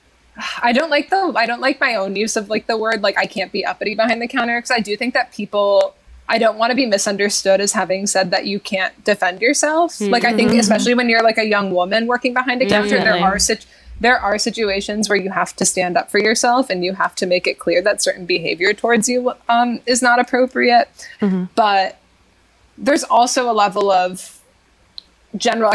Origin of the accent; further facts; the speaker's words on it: Massachusetts, United States; I live in one of the most conservative towns in the state of Massachusetts